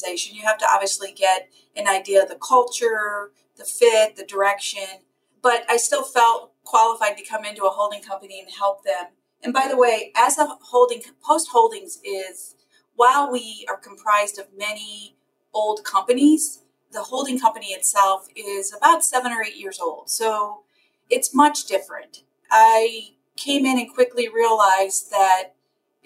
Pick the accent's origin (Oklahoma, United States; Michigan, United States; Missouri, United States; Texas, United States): Missouri, United States; St. Louis; I'm born and raised in St. Louis, Missouri